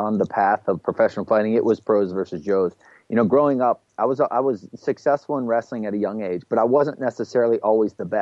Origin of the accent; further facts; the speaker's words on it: Hollidaysburg, Pennsylvania, United States; I got a job teaching Spanish and coaching wrestling in my hometown of Hollidaysburg, Pennsylvania